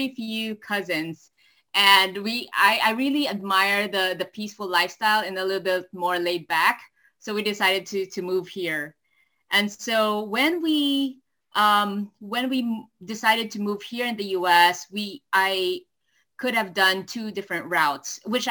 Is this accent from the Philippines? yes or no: yes; Philippines; first language Tagalog; English is a second language; moved away as an adult; also born or lived in Cincinnati, Ohio, United States; now in Seattle, United States; I was born and raised in the Philippines, currently living now in Seattle, Washington.